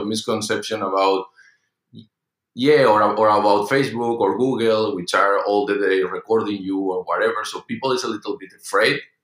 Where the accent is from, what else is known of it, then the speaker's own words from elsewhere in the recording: Madrid, Community of Madrid, Spain; in Spain, I'm from Madrid